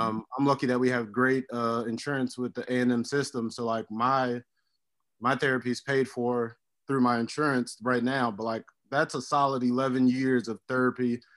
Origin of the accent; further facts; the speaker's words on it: Miami, Florida, United States; also born or lived in Hialeah / Opelika; born and raised in Miami, Florida